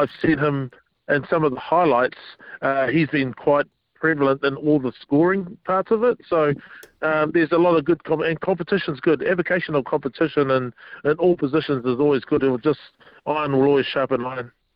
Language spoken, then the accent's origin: English; Wellington, New Zealand; moved away; also born or lived in Auckland; my hometown in Wellington